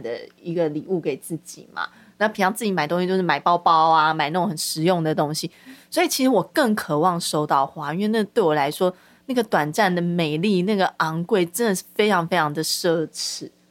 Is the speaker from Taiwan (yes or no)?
yes; Taiwan; 我们台湾人